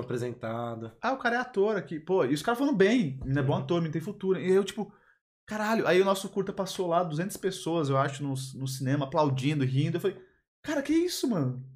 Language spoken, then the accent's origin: Portuguese; Belo Jardim, Pernambuco, Brazil; now in São Paulo, Brazil; Eu sou lá do interior de Pernambuco, né? lá em Belo Jardim.